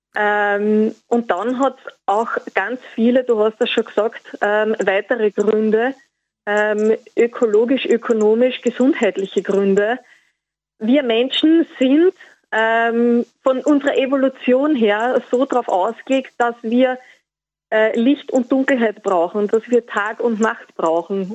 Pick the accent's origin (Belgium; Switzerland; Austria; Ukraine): Austria; bei uns in Österreich